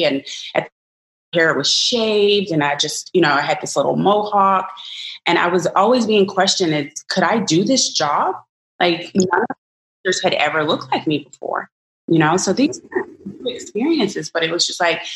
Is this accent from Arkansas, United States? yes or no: yes; Arkansas, United States; I'm a Black woman of mathematics from the South. I'm from Arkansas